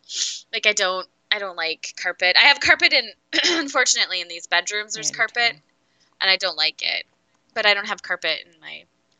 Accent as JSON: {"language": "English", "region": "Minnesota", "country": "United States", "accent": "Minnesotan", "said": "I'm like, I'm from Minnesota. Yeah, can't you hear the accent?"}